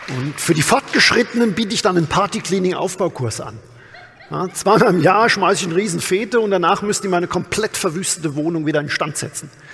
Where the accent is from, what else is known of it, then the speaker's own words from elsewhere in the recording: Amorbach, Bavaria, Germany; Ich bin ja tatsächlich auf dem Land groß geworden, aus dem bayerischen Odenwald, aus Amorbach